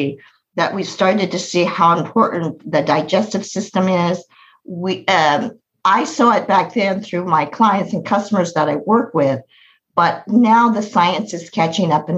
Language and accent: English; United States; I was born in America. I was born in America.